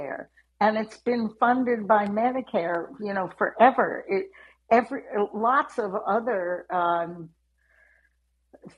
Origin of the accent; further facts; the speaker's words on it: United States; I'm an American